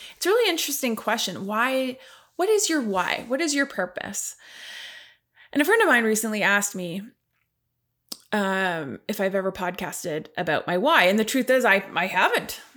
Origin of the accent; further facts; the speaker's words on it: Ottawa, Ontario, Canada; also born or lived in Mont Tremblant, Quebec; I'm a first-generation Canadian. My family, both sides, actually, I'm one hundred percent Polish. I was born in Ottawa, Canada